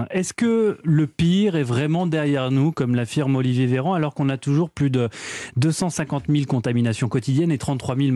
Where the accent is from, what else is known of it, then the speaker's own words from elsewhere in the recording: France; chez nous en France.